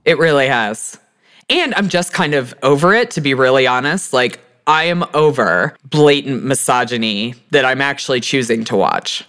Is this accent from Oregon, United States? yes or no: no; Texas, United States; moved away; also born or lived in Houston; I'm a Texan